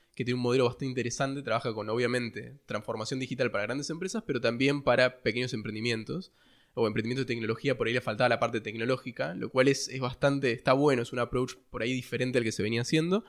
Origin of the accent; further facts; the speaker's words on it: Ushuaia, Tierra del Fuego, Argentina; moved away as an adult; now in Buenos Aires, Argentina; yo nací en Ushuaia eh, hace un tiempo y crecí, toda mi infancia y mi adolescencia fue en Ushuaia y recién me vine a Buenos Aires para estudiar